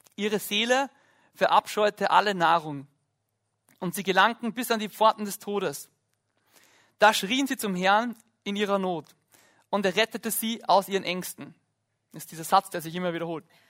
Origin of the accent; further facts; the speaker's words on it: Lake Hallstatt, Upper Austria, Austria; ich bin am Hallstattsee aufgewachsen